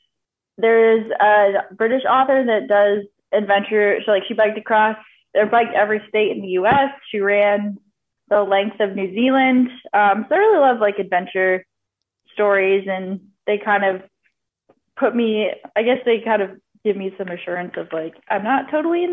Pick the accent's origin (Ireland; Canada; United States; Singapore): United States; Vermont; I'm originally from Vermont